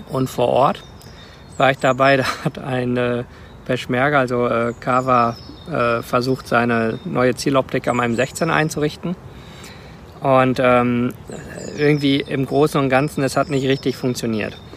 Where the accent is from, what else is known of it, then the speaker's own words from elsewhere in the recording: Rwanda; Ruanda aufgewachsen. Meine Mutter hat das Krankenhaus von Mukoma geleitet.